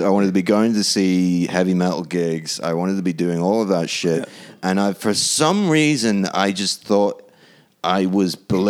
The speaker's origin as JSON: {"language": "English", "town": "Hull", "region": "Yorkshire and the Humber", "country": "United Kingdom", "tie": "born or raised there", "also_born_or_lived": "Ireland", "moved": "yes", "said": "Well, I'm not even British, technically. I just grew up there."}